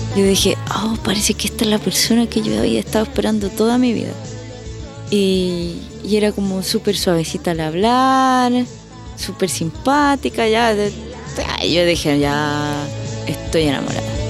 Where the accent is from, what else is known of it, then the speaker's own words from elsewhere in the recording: Chile; moved away as an adult; also born or lived in Madrid, Spain; now in Melbourne, Australia; como chilena siempre digo Po